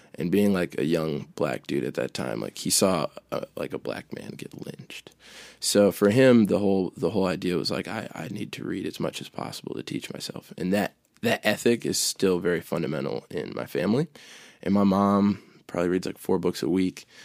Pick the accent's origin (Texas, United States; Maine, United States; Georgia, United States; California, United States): Maine, United States; born or raised there; also born or lived in Chicago, Illinois